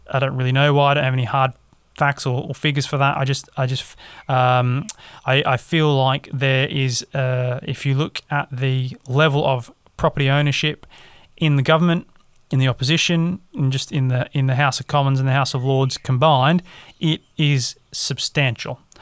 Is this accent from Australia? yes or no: yes; Australia; now in England; as an Australian